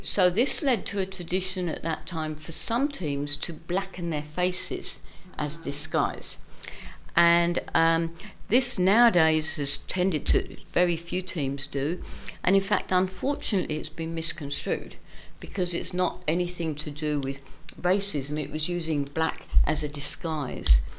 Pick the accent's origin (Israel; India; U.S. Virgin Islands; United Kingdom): United Kingdom; London; moved away as an adult; now in Perth, Australia; I'm a Londoner by trade, born and bred, and went to uni in London, but came to Australia by bus